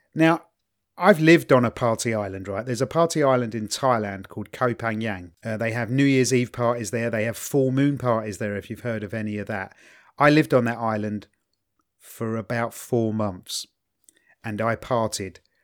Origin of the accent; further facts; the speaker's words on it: England, United Kingdom; as an English person